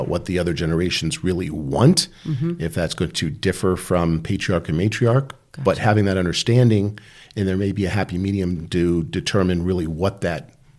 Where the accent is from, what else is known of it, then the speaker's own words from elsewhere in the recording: Dayton, Ohio, United States; born there; I was born in Dayton, Ohio. Which is where my parents were also born.